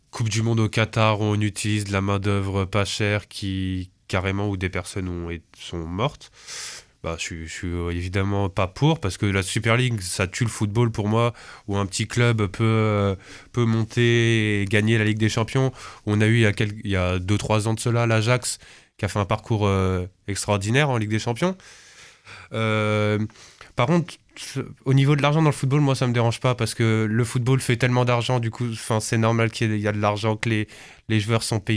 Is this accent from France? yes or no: no; Monaco; moved away; pourquoi l'AS Monaco Bah, parce que je suis tout simplement né là-bas. Euh, j'ai, euh, bah, mes parents sont séparés, mon père habite euh, dans ce coin-là. Et bah, du coup, j'ai été baigné dedans depuis tout petit.